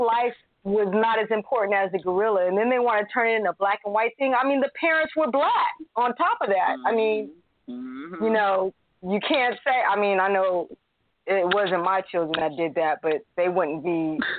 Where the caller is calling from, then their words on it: California, United States; from California.